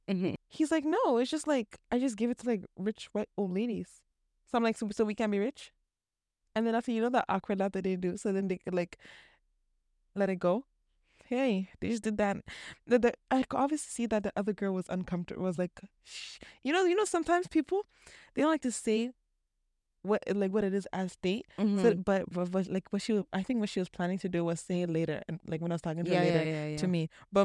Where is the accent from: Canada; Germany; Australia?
Canada; also born or lived in Toronto; I was born here.